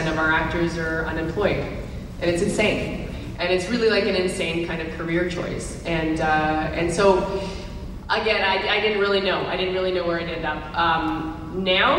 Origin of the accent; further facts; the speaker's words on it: Vancouver, British Columbia, Canada; I grew up in Vancouver, Canada